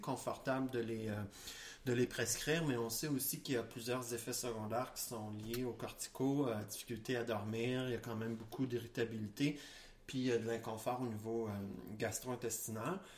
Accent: Quebec, Canada; chez nous au Québec

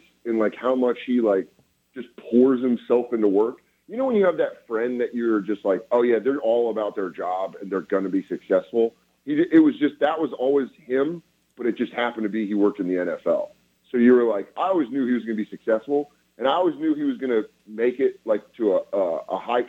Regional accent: Colorado, United States; I'm from Colorado

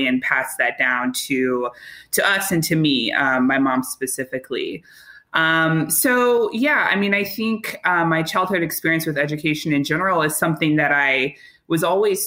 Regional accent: Chicago, Illinois, United States; I'm from Chicago, the South Side, Hyde Park

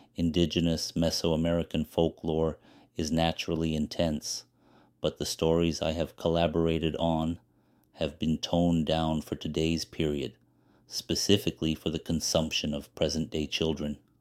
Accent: Los Angeles, California, United States; also born or lived in Pico Rivera; Born and raised in East Los Angeles

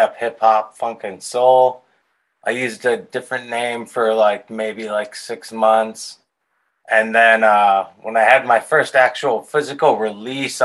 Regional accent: Pittsburgh, Pennsylvania, United States; I grew up in Pittsburgh, Pennsylvania, in the South Hills.

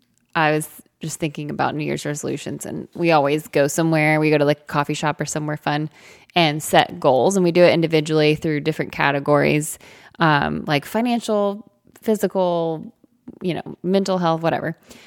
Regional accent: the South, United States; We're from the South.

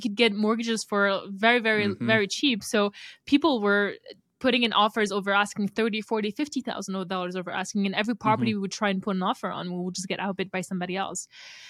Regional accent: Montreal, Quebec, Canada; moved away as an adult; also born or lived in New Brunswick; now in Las Vegas, United States; I'm a self-storage developer here in the United States. My background is in multifamily, and I'm originally from Montreal, but I live in Las Vegas now.

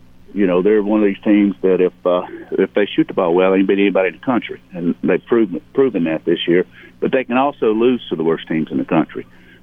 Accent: Cullman, Alabama, United States; now in Auburn, United States; I want to give a shout-out to my hometown. Coleman High School won the 5A Boys State Championship.

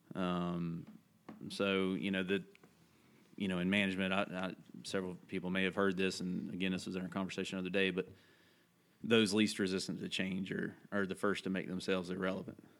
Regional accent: Holly Grove, North Carolina, United States; I grew up in this place called Davidson County. Uh, a lot of people might have heard of Thomasville, North Carolina, where the furniture is made. Uh, grew up in that that area, little little community called Holly Grove

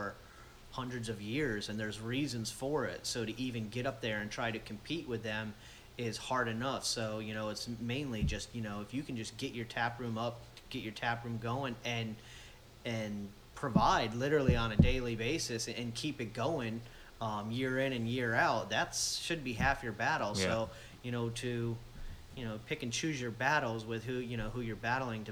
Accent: Florida, United States; also born or lived in Adirondack Mountains, New York; I've lived down here since I was a kid, since 7 or 8 years old. I've lived right in this area

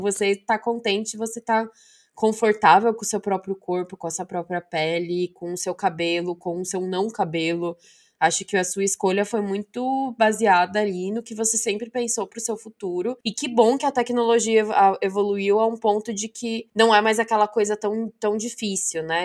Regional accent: São Bernardo do Campo, São Paulo, Brazil; eu sou de São Bernardo

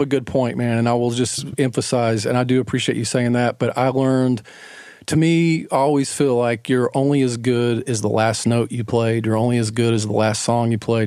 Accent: Knoxville, Tennessee, United States; moved away as an adult; now in Atlanta, United States; I grew up in Knoxville, Tennessee.

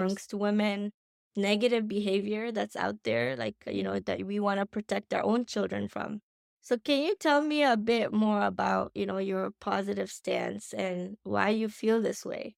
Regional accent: India; I'm Indian, so we're very traditional

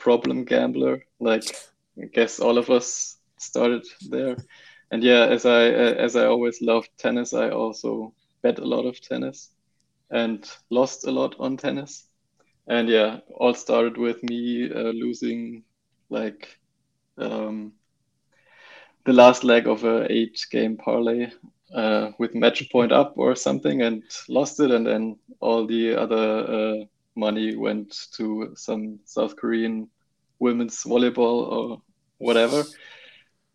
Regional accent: Germany

